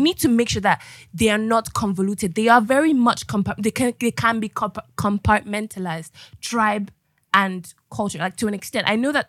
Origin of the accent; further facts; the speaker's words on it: United Kingdom; It's the same thing here. I am British.